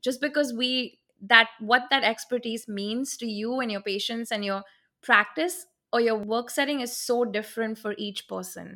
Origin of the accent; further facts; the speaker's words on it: Mumbai, Maharashtra, India; moved away as an adult; now in Jackson, United States; I'm originally from Mumbai, India